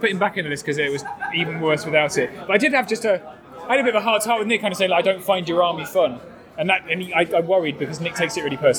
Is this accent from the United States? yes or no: no; England, United Kingdom; Oh, we're so English. It's terrible.